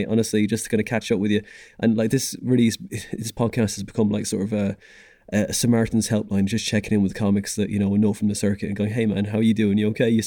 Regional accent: Dublin, Leinster, Ireland; moved away as an adult; We came over from from Dublin for jobs and stuff. Went in 2008.

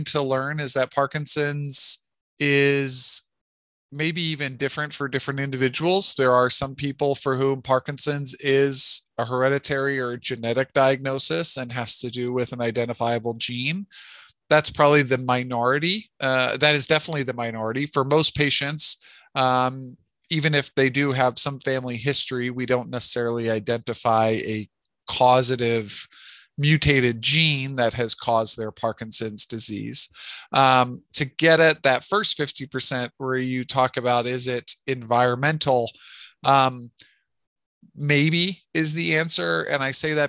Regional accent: Glen Mills, Pennsylvania, United States; also born or lived in Rochester, New York / Charlottesville, Virginia / New York City; now in Philadelphia, United States; I grew up in Glen Mills, out near Westchester

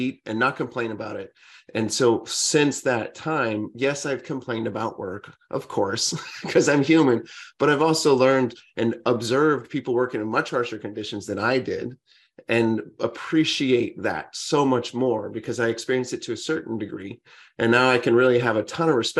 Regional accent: Central Valley, California, United States; I grew up in California on an orange farm in the Central Valley

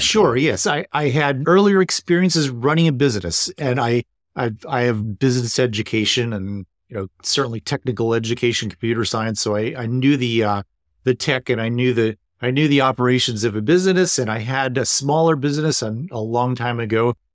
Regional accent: East Coast, United States; now in Seattle, United States; I'm originally from the East Coast

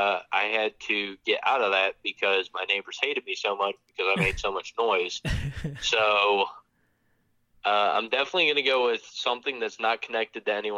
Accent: Michigan, United States; now in Charlotte area, North Carolina, United States; where I grew up in Michigan

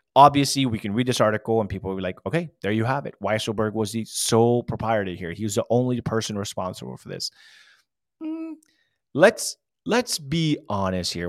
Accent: California, United States; I'm from California

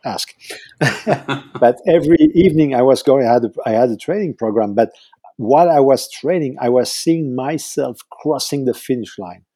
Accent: southern France, France; moved away; also born or lived in Switzerland / Paris; lived nine years in Switzerland, then we moved to the south uh, of France, and that's where I did all my my scholarship

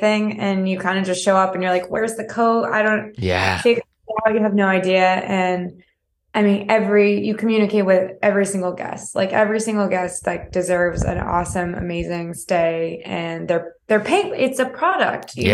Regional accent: South Texas, United States; moved away; also born or lived in East Coast / Vermont; I'm from South Texas originally, and I have like made my way up the East Coast

